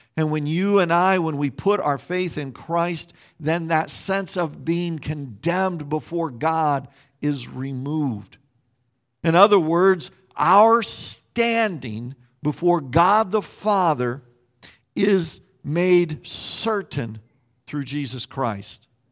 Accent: Salina, Kansas, United States; I grew up in Salina, Kansas

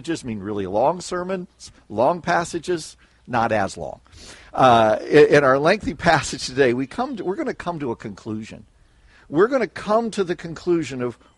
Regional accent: Salina, Kansas, United States; moved away as an adult; also born or lived in Chicago, Illinois / Warsaw, Indiana; now in Chicago suburbs, United States; I grew up in Salina, Kansas

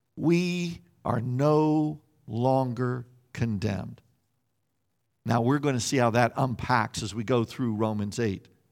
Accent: Salina, Kansas, United States; I grew up in Salina, Kansas

